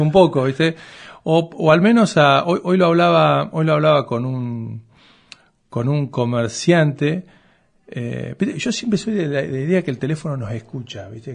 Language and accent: Spanish; Coronel Suárez, Buenos Aires Province, Argentina; soy nacido en Coronel Suárez